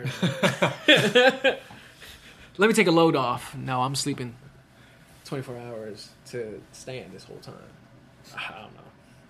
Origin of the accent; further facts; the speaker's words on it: Virginia, United States; I'm from Virginia.